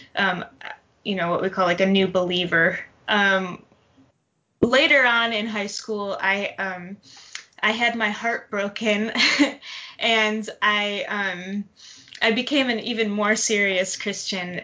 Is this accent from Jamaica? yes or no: no; Detroit, Michigan, United States; also born or lived in Tallahassee, Florida; now in Atlanta, United States; originally from Detroit, Michigan.